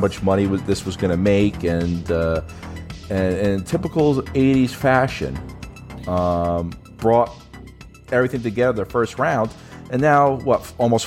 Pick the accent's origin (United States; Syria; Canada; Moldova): United States; As an American